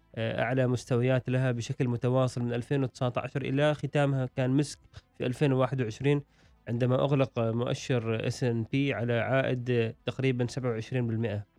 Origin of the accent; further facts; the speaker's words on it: Oman; عندنا في عمان